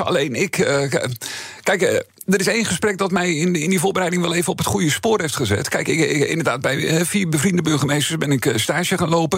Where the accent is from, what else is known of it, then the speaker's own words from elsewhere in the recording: Netherlands; de plek waar ik vandaan kom, waar ik, eh, waar ik groot geworden ben, waar ik nu al alweer 20 jaar woon, daar ontstond een nieuwe gemeente